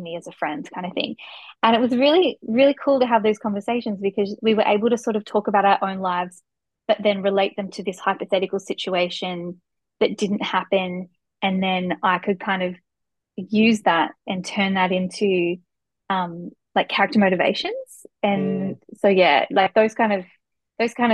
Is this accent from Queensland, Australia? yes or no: no; Newcastle, New South Wales, Australia; I grew up in Newcastle and I studied there